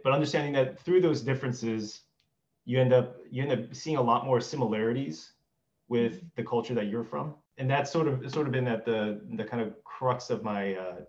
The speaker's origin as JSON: {"language": "English", "country": "South Korea", "tie": "born there", "said": "I was born in Korea, so I feel like my entire life has been abroad somewhere, even going back to Korea."}